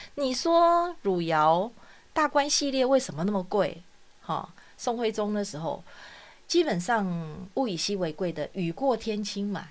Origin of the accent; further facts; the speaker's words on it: Taiwan; 我们台湾人